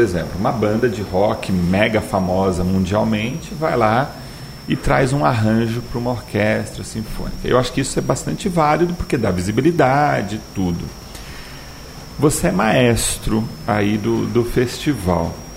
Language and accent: Portuguese; São Paulo, Brazil; moved away; eu sou de São Paulo e eu morava numa, numa rua lá em São Paulo